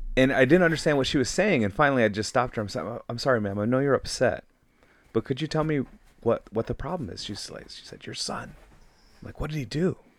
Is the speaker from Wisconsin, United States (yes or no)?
no; Saginaw, Michigan, United States; moved away as an adult; also born or lived in Bridgeport, Michigan / Ann Arbor, Michigan; now in Hayward, United States; I was born and raised in Saginaw, Michigan